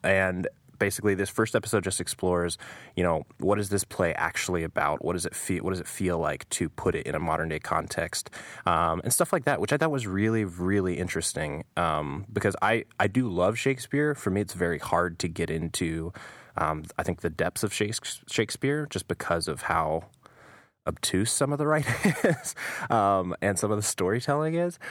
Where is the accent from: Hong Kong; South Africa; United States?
United States; as an American